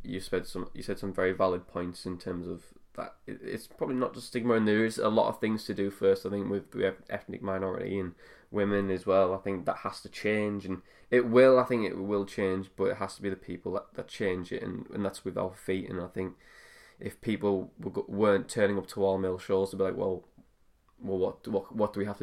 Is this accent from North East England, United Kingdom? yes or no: yes; Middlesbrough, North East England, United Kingdom; moved away as an adult; also born or lived in United States; I'm from Middlesbrough